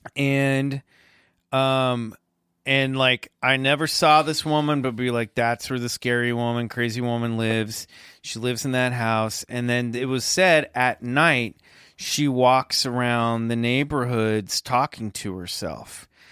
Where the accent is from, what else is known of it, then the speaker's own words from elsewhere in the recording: Kansas, United States; the neighborhood next to mine growing up in Kansas